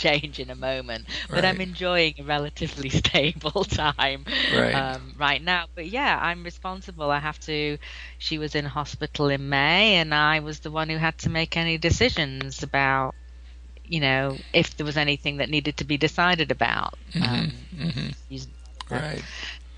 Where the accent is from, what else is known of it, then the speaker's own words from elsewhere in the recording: England, United Kingdom; now in Wilmington, United States; I am English. Maybe your listeners can detect that.